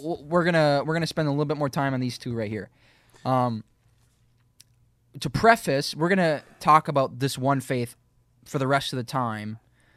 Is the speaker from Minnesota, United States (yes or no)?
yes; Minnesota, United States; I grew up in Minnesota. I have hazel eyes, brown hair.